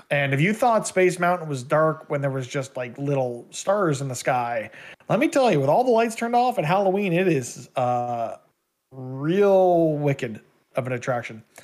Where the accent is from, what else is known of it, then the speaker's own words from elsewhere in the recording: Canada; as a Canadian citizen